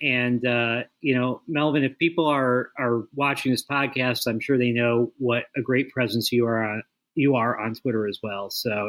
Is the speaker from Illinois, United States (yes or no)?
yes; Chicago, Illinois, United States; moved away as an adult; also born or lived in Beijing, China; I'm a kid from Chicago.